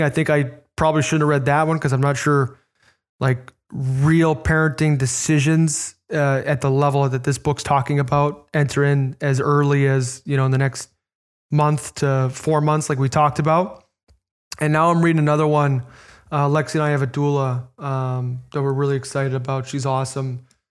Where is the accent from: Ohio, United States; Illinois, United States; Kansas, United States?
Illinois, United States; Chicago; moved away; my hometown team